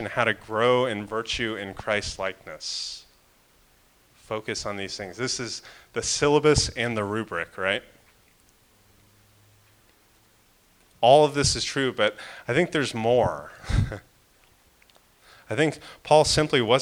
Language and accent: English; Florida, United States; I'm from Florida